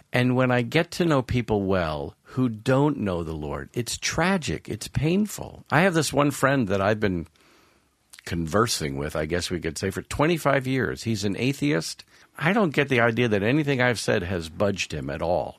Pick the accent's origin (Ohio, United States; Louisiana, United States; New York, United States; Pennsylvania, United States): New York, United States; Long Island; I grew up on Long Island, suburbs of New York